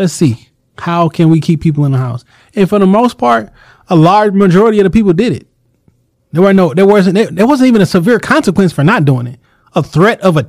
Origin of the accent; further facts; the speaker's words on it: Detroit, Michigan, United States; the neighborhood that we grew up or spent half my life in was right on Linwood